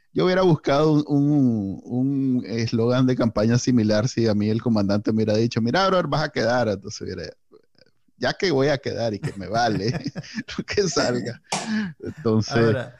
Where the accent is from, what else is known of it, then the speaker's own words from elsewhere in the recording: Nicaragua; somos NICA